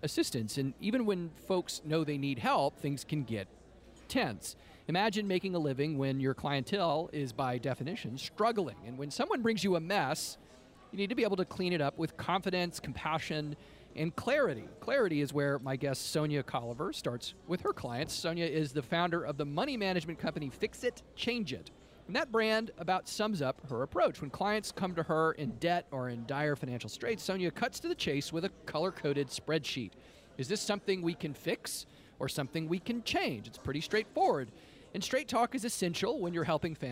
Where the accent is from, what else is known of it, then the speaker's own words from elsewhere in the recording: the South, United States; I grew up here in the South, and like a lot of us, we're like kind of raised to not talk about money